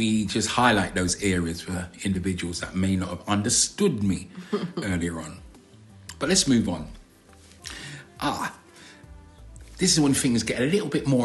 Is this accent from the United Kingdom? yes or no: yes; London, United Kingdom; I'm from South London, as you know. And we kind of drag our words and exaggerate our words.